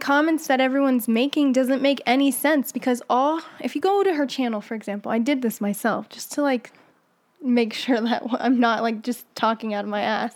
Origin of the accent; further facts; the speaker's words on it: Morocco; now in United States; growing up in Morocco